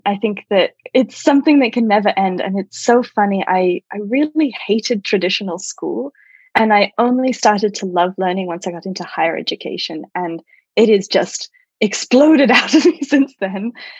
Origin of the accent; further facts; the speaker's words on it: Australia; Yes, so I was born in Australia, and I say I'm Australian because that's where I'm born, but I've never felt that connected to any one particular culture.